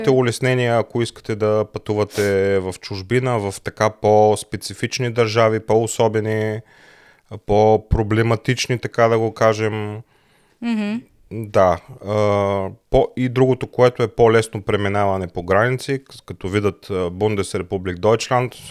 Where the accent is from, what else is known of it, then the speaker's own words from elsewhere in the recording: Bulgaria; moved away as an adult; now in Germany; Ние сме българи, ние се гордеем с потеклото си, но ние се чувстваме еднакво добре и в Германия. И тъй като живеем тук, тук се ни харесва, нямаме нищо против да станем и немски граждани.